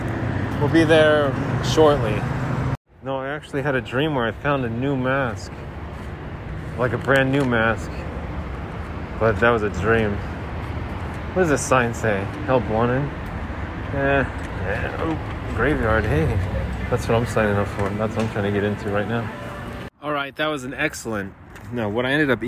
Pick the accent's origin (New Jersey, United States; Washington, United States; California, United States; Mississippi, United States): New Jersey, United States; now in Arizona, United States; We're from New Jersey.